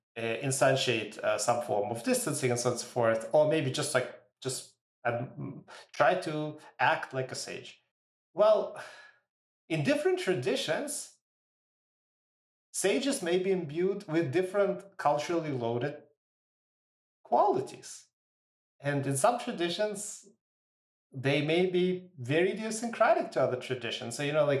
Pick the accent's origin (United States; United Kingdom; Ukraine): Ukraine; now in Canada; I was born in Ukraine and so some of my family is in that part of the world